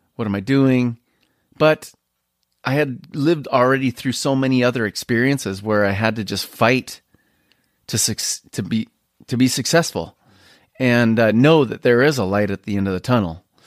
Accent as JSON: {"language": "English", "town": "Spokane", "region": "Washington", "country": "United States", "tie": "born or raised there", "said": "what I grew up with here in Spokane"}